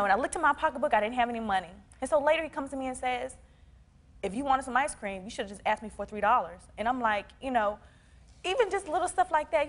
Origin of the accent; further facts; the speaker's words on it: the South, United States; Yeah, I'm from the South